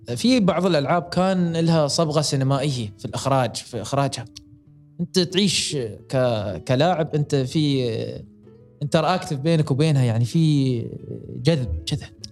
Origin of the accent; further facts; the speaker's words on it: United Arab Emirates; عندنا في الامارات